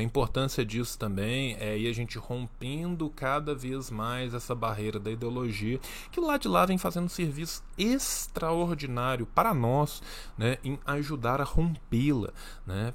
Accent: Minas Gerais, Brazil; Eu sou de Minas Gerais

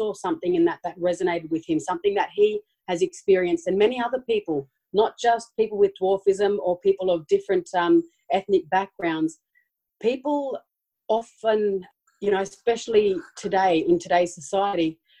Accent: Sydney, New South Wales, Australia; also born or lived in Brisbane; we grew up in Redfern, which is an Aboriginal community here in Sydney

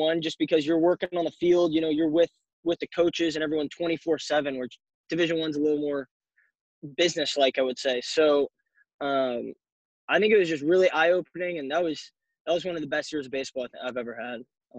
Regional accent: Eugene, Oregon, United States; You know, I was down from Eugene, then I went to Mariana, Florida, which is not anywhere close.

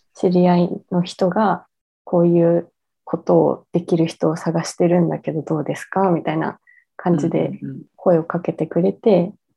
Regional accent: Tokyo, Japan; moved away as an adult; also born or lived in Ogijima, Takamatsu, Kagawa; now in Takamatsu, Japan; 私は、えー、元々東京の出身なんですけれども、

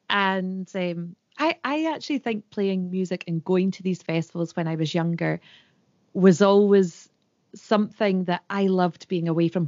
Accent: Scotland, United Kingdom; And the longer I was away from Scotland, the mm-hmm. more proud I became of my tradition and language.

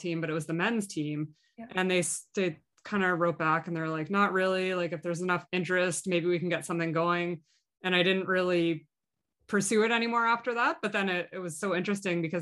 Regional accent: Halifax, Nova Scotia, Canada; moved away; I'm from Halifax originally

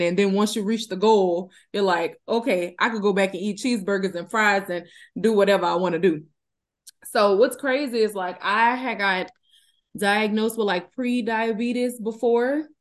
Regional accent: Donaldsonville, Louisiana, United States; now in Houston, United States; I'm from Donaldsonville, Louisiana, currently residing in Houston, Texas.

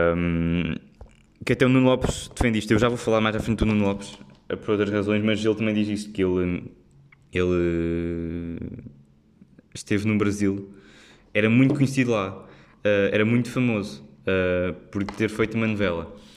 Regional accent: Figueira da Foz, Coimbra District, Portugal; moved away as an adult; now in Lisbon, Portugal; quando saí da Figueira também, também, também foi se calhar mais, porque tinha estado sempre lá na Figueira e ir para uma grande cidade

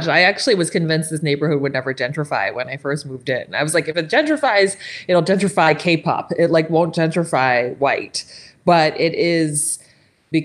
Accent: San Francisco, California, United States; moved away as an adult; now in Los Angeles, United States; I grew up in San Francisco

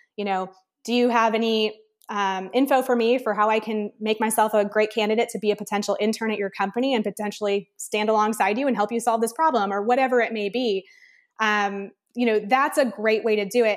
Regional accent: Midwest, United States; grew up in the Midwest, Big Ten

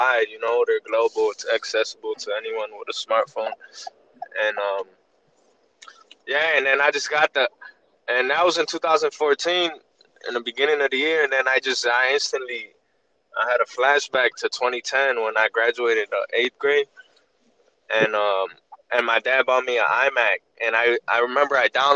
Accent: Chicago, Illinois, United States; Chicago, United States

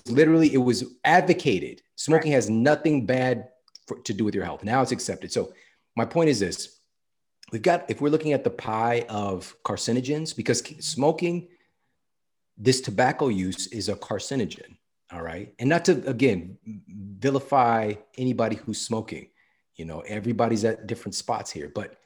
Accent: St. Louis, Missouri, United States; That was my stuff. Like, I'm from St. Louis.

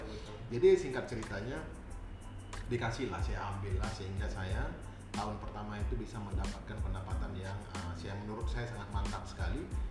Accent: Aceh, Indonesia; also born or lived in Malaysia; Saya asalnya uh, Aceh, Indonesia

